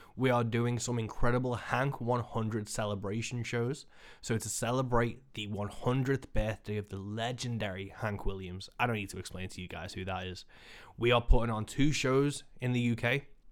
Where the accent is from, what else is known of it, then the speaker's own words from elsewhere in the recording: Birkenhead, North West England, United Kingdom; in Birkenhead, my hometown